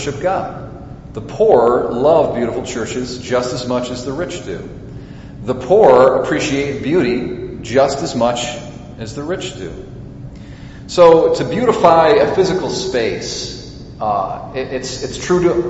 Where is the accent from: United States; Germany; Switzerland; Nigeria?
United States; as American Catholics